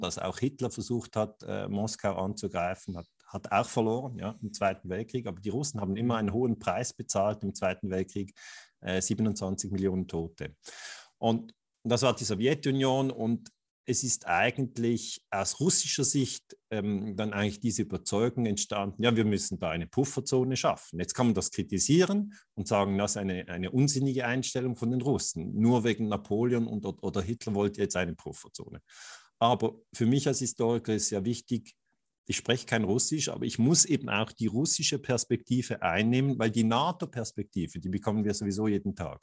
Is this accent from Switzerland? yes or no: yes; Switzerland; sage ich jetzt als Schweizer